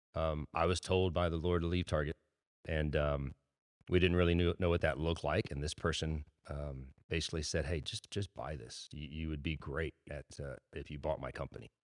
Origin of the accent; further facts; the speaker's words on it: Robstown, Texas, United States; also born or lived in San Antonio, Texas; I was born in Robstown, Texas, to my parents.